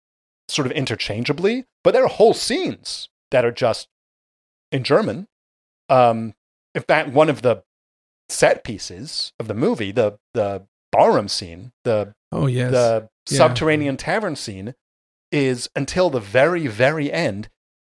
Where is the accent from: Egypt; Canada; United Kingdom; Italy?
United Kingdom; England; I was born in England, yes.